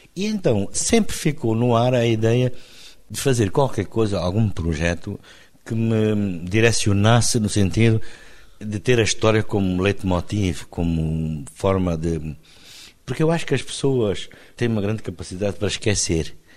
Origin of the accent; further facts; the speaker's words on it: Benguela, Angola; now in Luanda, Angola; Benguela, onde cresci.